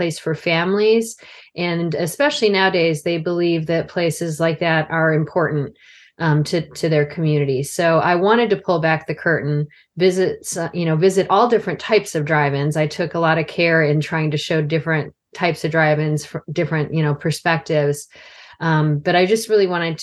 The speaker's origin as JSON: {"language": "English", "area": "outside of Chicago", "region": "Illinois", "country": "United States", "tie": "born or raised there", "said": "I grew up outside of Chicago area"}